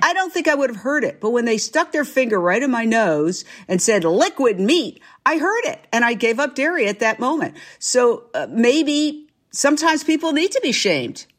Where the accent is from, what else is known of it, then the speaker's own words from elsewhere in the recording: New York, United States; moved away as an adult; also born or lived in Fort Myers, Florida / Minneapolis / Philadelphia / Los Angeles; I went back to my hometown, New York